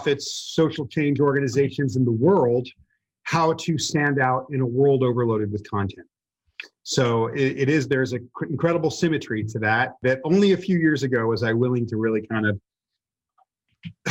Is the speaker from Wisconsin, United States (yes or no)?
no; Los Angeles, California, United States; I grew up in slums east of Hollywood, California, towards downtown Los Angeles